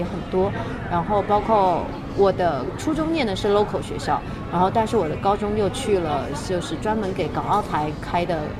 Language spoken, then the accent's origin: Chinese; Shanghai, China; accent: Taiwanese; also born or lived in Taiwan / Beijing; 我在台湾只待了七年，然后我现在。二十五周岁，也就是说，另外的十八年更多都是待在上海，当然也有近六七年是在北京，因为我现在在北京读大学，读研究生。